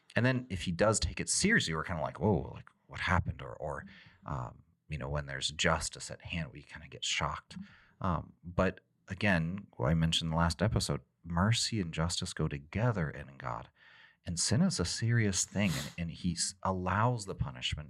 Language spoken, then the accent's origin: English; Texas, United States; when I grew up in Texas